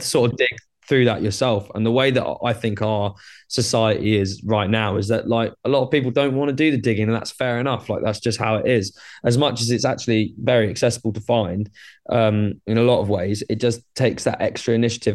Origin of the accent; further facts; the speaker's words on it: Brighton, South East England, United Kingdom; I'm from Brighton in the U K.